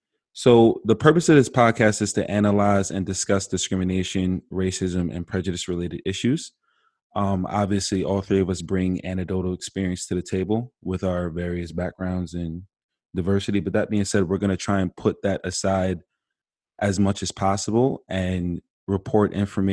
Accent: Farmingdale, New York, United States; I'm a 24-year-old Black male from Farmingdale, New York.

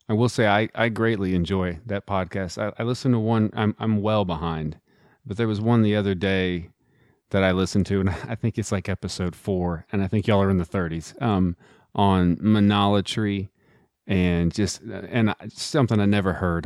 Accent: Midland, Texas, United States; I'm also from Texas, grew up in Midland, Texas

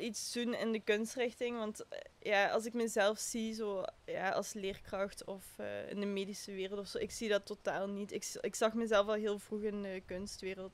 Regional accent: Maasmechelen, Flanders, Belgium; also born or lived in Genk / Antwerp; Ik ben van Maasmechelen.

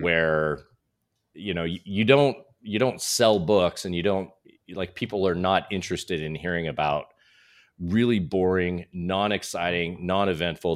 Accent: Utah, United States; moved away as an adult; also born or lived in Southern California; now in Scottsdale, United States; I was raised in Utah

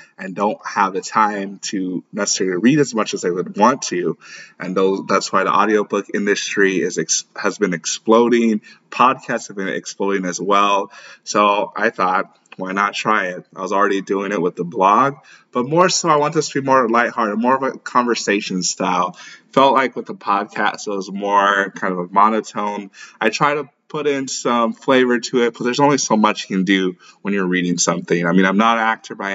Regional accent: St. Louis, Missouri, United States; also born or lived in Lagos, Nigeria; I was born in Lagos. I grew up in St. Louis, Missouri

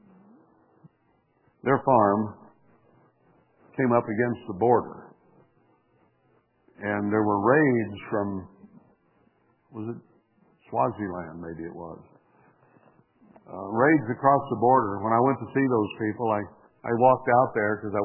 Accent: United States; as an American citizen

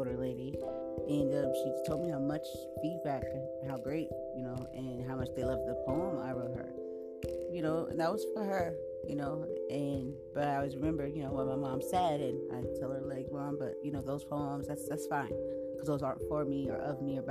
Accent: San Diego, California, United States; I was born right here in San Diego, California

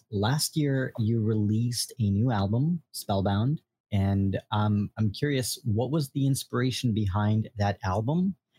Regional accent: New York, United States; So there is a place in Brooklyn where I'm from.

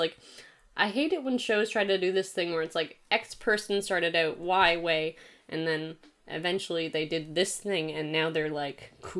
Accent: Canada; I like British people more than I like my own people, the Canadians.

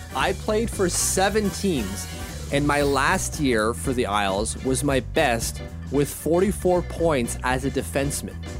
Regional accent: Canada; as a Canadian

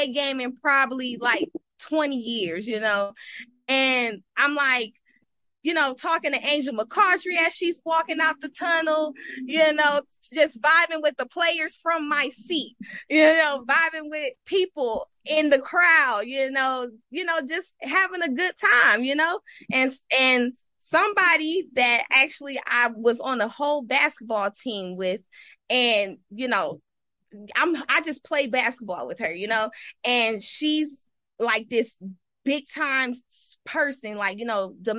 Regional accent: Detroit, Michigan, United States; also born or lived in Flint, Michigan; now in Las Vegas, United States; I'm originally from Flint, Michigan, grew up in Detroit, and I moved to Vegas

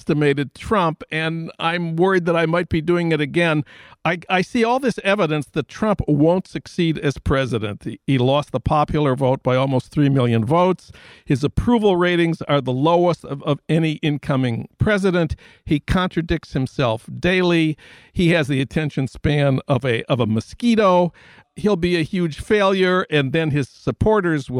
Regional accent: Minnesota, United States; my home state of Minnesota

